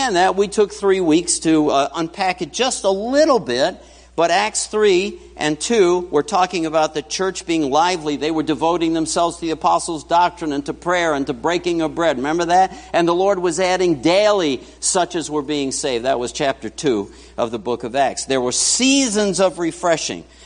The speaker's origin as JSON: {"language": "English", "town": "New York City", "region": "New York", "country": "United States", "tie": "born or raised there", "moved": "yes", "said": "I grew up in New York City."}